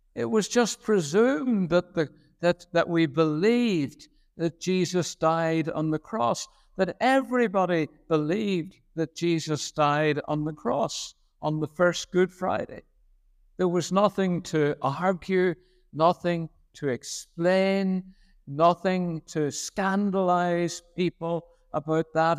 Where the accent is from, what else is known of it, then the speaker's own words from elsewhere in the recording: Belfast, Northern Ireland, United Kingdom; moved away as an adult; now in Lurgan, United Kingdom; I grew up on the Shore Road in Saint Catharines Parish